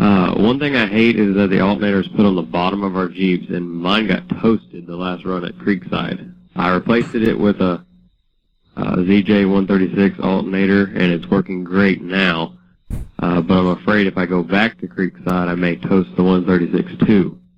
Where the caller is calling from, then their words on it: Conroe, Texas, United States; I'm calling from Conroe, Texas, calling from my job here at the country club.